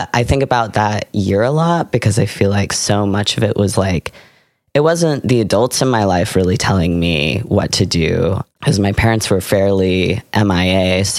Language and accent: English; Seattle, Washington, United States; now in Sonoma, United States; So I grew up in Seattle.